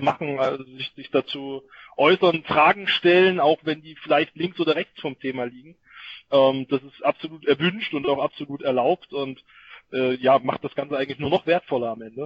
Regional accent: Thuringia, Germany; für mich als Thüringer

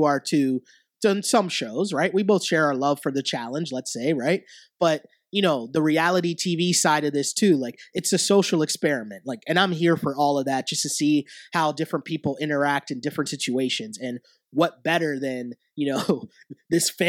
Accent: Toronto, Ontario, Canada; I grew up in like inner city Toronto

